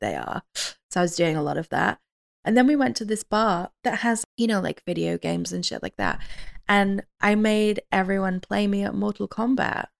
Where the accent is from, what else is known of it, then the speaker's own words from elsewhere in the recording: United Kingdom; I'm British